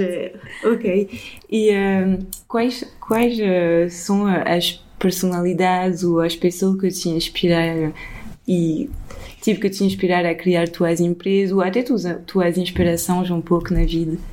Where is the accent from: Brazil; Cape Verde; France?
France; now in Portugal; eu cresci sempre na França, mas também um pouco aqui